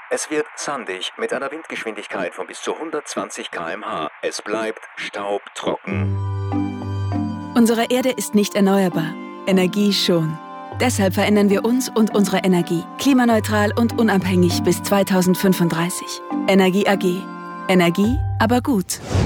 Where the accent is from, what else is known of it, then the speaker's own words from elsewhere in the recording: Norway; German is a second language; moved away as an adult; also born or lived in Sweden; now in Linz, Austria; ich bin aufgewachsen in Norwegen, äh, aber ich habe Eltern von Kosovo